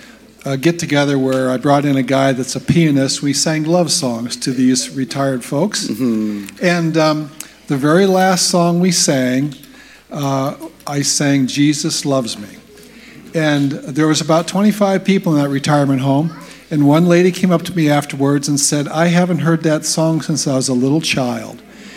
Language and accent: English; Seattle, Washington, United States; I'm from Seattle, the other side of the mountains.